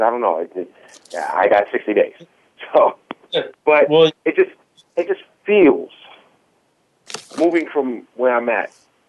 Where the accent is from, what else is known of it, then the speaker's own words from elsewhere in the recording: New York, United States; now in Los Angeles, United States; I'm from New York. Things are done a little bit different.